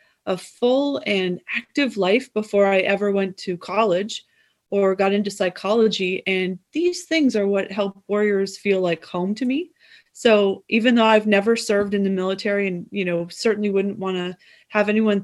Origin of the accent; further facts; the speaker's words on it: California, United States; how I was raised, which was really unconventional, even by California standards